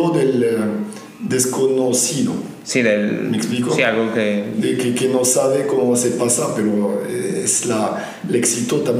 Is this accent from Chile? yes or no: no; France; Spanish is a second language; moved away; yo, soy francés, vino de, Francia, de Europa, el viejo continente.